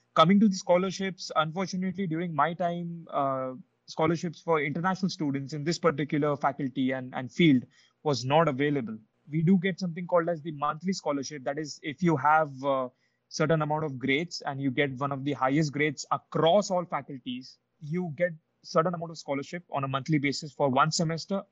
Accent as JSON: {"language": "English", "country": "India", "moved": "as an adult", "lives_now": "Lithuania", "said": "as an Indian student, I never faced these challenges in India as a whether I was when I was applying to colleges or whether I was in school"}